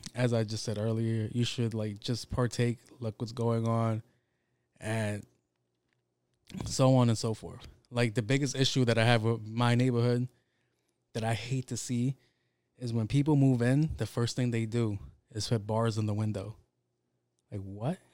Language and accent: English; New York City, New York, United States; I grew up in Jamaica, Queens